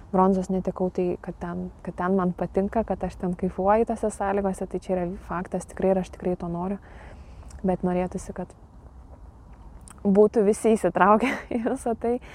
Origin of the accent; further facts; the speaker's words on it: Lithuania; čia mes lietuviai